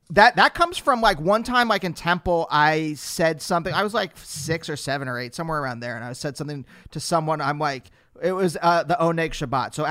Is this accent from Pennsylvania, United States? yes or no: yes; Pennsylvania, United States; in Pennsylvania